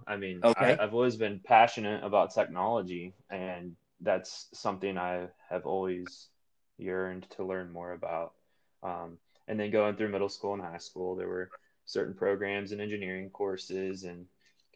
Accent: Brownstown, Indiana, United States; also born or lived in Bloomington, Indiana; now in Indianapolis, United States; I'm originally from Brownstown, Indiana

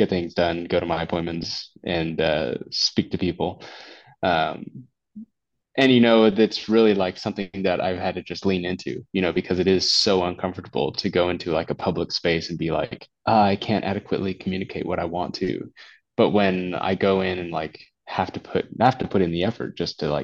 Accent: United States; born or raised there; moved away as an adult; now in Tarragona, Spain

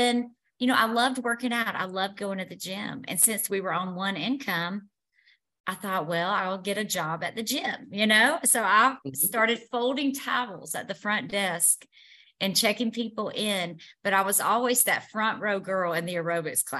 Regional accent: Montgomery, Alabama, United States; also born or lived in Franklin, Tennessee; now in Murfreesboro, United States; born and raised in Montgomery, Alabama, the deep South

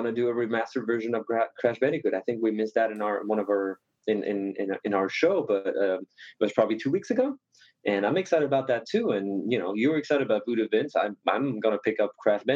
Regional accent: France; moved away; this game has been developed by the studio in Paris, Ubisoft Paris. And so my home country

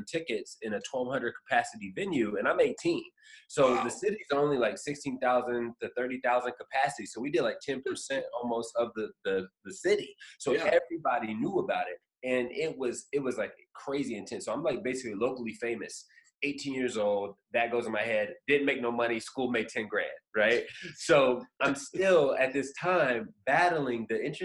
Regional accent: Indiana, United States; I'm from Indiana, this little small little, you know, farm town.

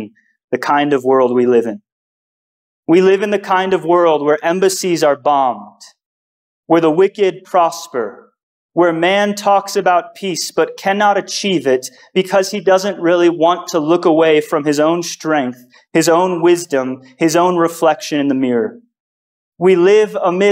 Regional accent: United States; As an American

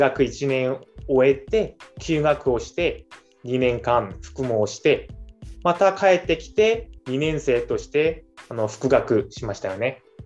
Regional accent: South Korea; moved away; 韓国にいる間はあ韓国人として

